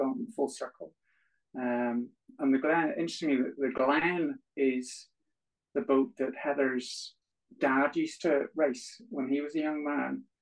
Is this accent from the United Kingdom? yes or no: yes; Belfast, Northern Ireland, United Kingdom; moved away as an adult; now in Strangford Lough, United Kingdom; born and grown up in Belfast